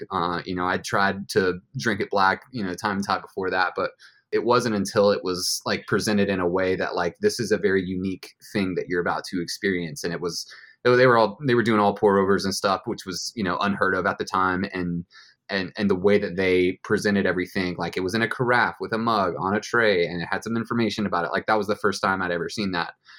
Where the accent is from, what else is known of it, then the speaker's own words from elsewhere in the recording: Carrollton, Georgia, United States; moved away as an adult; also born or lived in Nashville, Tennessee / San Diego, California; now in Carlsbad, United States; I grew up in Georgia, uh, about an hour west of Atlanta in a town called Carrollton